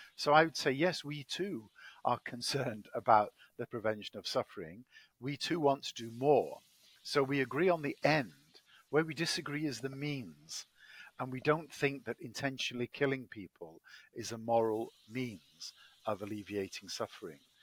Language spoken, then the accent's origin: English; Manchester, North West England, United Kingdom; accent: English; moved away as an adult; also born or lived in Cambridge, England; now in Washington D.C., United States; I'm uh, English, as my accent betrays. I was born in Manchester, England